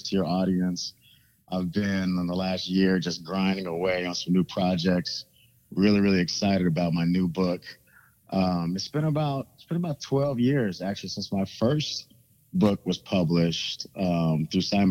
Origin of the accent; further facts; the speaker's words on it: Kansas City, Missouri, United States; moved away; also born or lived in Washington, D.C. area; as a kid growing up in Kansas City